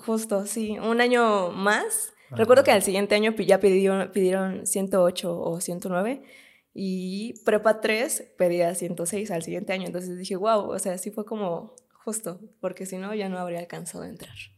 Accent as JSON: {"language": "Spanish", "town": "Tecámac", "region": "State of Mexico", "country": "Mexico", "tie": "born or raised there", "said": "tu natal Tecámac"}